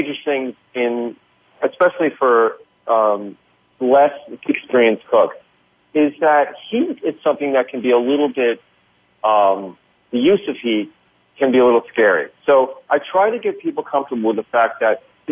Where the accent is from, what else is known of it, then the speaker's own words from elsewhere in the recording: New York, United States; the Northeast where I'm from. I'm from New York